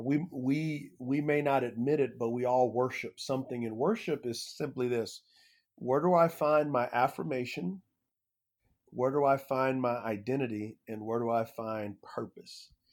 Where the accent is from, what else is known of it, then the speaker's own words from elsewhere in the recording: San Antonio, Texas, United States; I grew up in San Antonio, Texas